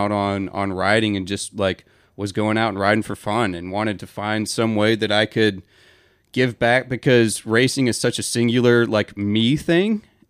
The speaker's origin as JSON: {"language": "English", "town": "Atlanta", "region": "Georgia", "country": "United States", "tie": "born or raised there", "also_born_or_lived": "Auburn", "said": "I grew up in Atlanta."}